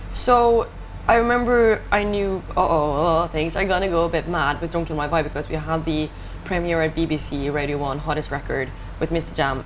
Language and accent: English; Ålesund, Møre og Romsdal, Norway; English is a second language; moved away; I grew up in a city called Ålesund